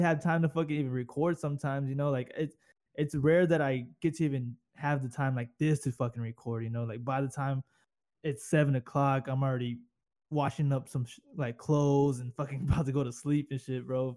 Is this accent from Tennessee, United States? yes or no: no; Corpus Christi, Texas, United States; accent: southern; moved away as an adult; I'm away from Corpus and all the bullshit and all the fucking weirdos down there